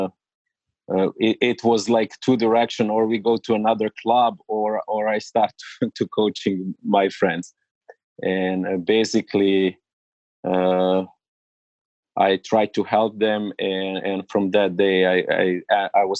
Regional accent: Belgrade, Serbia; English is a second language; moved away as an adult; now in United States; I am original from Serbia

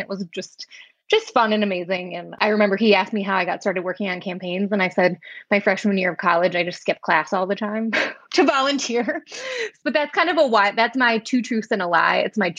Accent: Wisconsin, United States; So I am from Wisconsin, which you can probably tell from my accent. I was born and raised here. I went to UW-Madison and I studied political science.

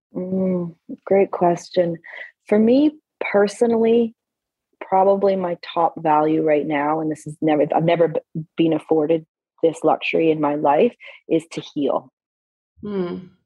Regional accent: Alberta, Canada; I grew up in Alberta, Canada

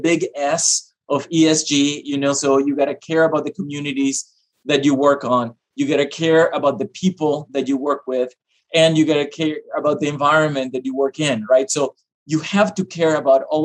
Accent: Panama; moved away; also born or lived in Iowa; I am originally from Panama. So I'm a little ways from home

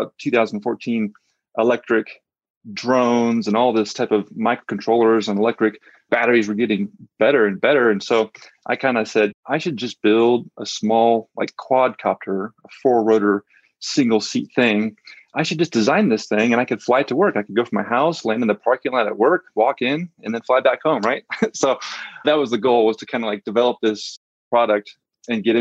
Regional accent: Central Valley of California, United States; also born or lived in San Luis Obispo, California; I grew up in the Central Valley of California

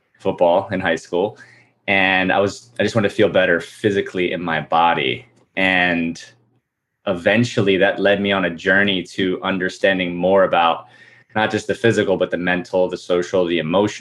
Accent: New Jersey, United States; I grew up in New Jersey

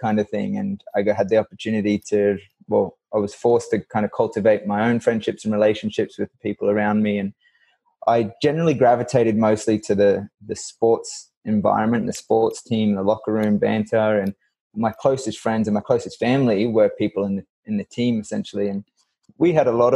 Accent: Far North Queensland, Australia; moved away as an adult; also born or lived in Milwaukee, Wisconsin; I grew up in Far North Queensland, which is a really tropical pocket of Australia

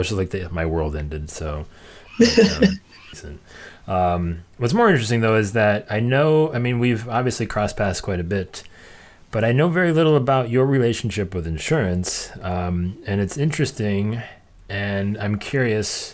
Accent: Cleveland area, Ohio, United States; I'm from Cleveland, so yeah, born, about an hour outside of Cleveland. So grew up an Indians fan.

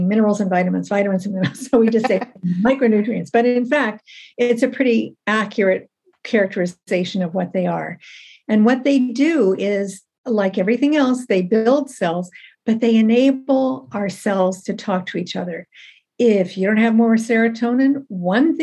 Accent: Ohio, United States; moved away as an adult; now in Canada; I'm in Canada. So I'm originally an American, born and raised in Ohio, trained in the States

